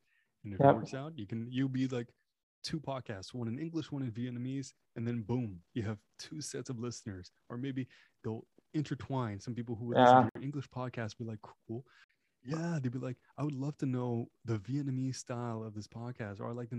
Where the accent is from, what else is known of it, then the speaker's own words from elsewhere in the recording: Canada; first language French; English is a second language; French is my first language, technically, I guess.